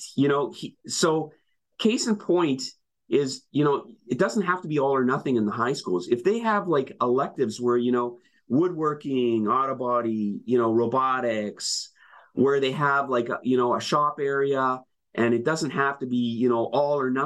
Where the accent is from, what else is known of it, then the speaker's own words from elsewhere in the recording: Winnipeg, Manitoba, Canada; now in Ontario, Canada; I'm originally from Winnipeg. I went to what was called the vocational school.